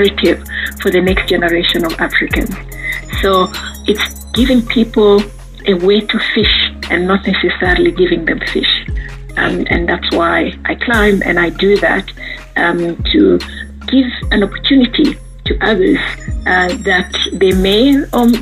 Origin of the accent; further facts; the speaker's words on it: Lusaka, Lusaka Province, Zambia; I was born in Lusaka. I'm one of 7 girls, raised by a single mother with the support of my grandparents.